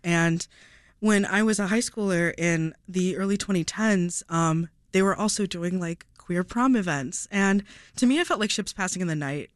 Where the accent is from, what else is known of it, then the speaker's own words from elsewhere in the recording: Downers Grove, Illinois, United States; I grew up in Donner's Grove